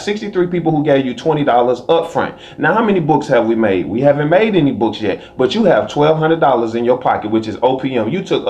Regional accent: the South, United States; Because I grew up in the South with tension between white and black.

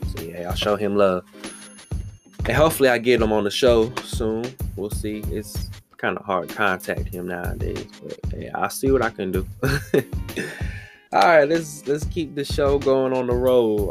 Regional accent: Washington, District of Columbia, United States; my hometown, Washington DC.

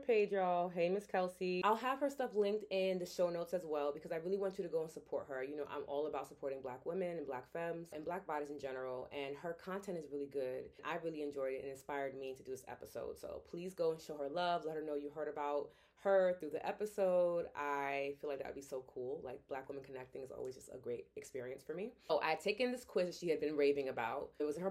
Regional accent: New York City, New York, United States; moved away; a born and raised New Yorker

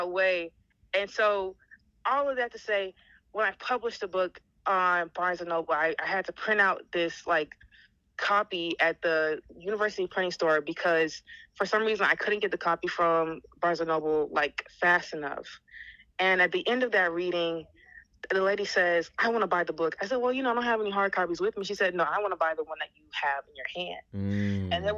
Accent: Alabama, United States; born and raised in Alabama, you know, as a dark-skinned black queer woman

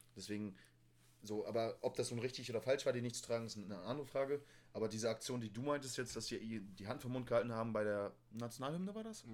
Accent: Hamburg, Germany; moved away; in Hamburg, da wo ich herkomme

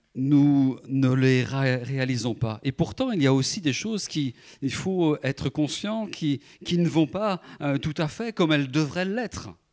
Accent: France; je suis français comme les autres

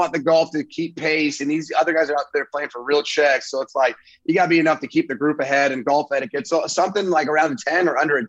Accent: San Francisco, California, United States; moved away as an adult; now in Austin, United States; I'm from Northern California, so I hope one day maybe get in there. Like I'm, like you said, San Francisco, Lake Tahoe, they're all right there. I grew up there as a kid.

